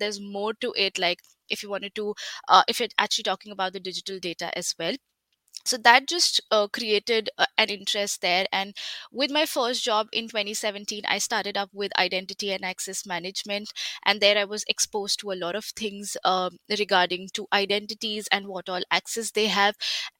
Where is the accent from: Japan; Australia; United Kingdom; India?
India; moved away as an adult; So I did my undergrad back in 2017 in my home country, that's India. I did my bachelor's in information technology.